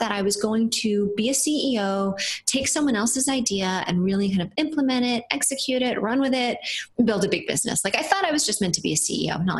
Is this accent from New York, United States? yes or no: yes; New Paltz, New York, United States; I grew up on a farm upstate, not that far upstate, about 90 miles north of New York City, around New Paltz, New York.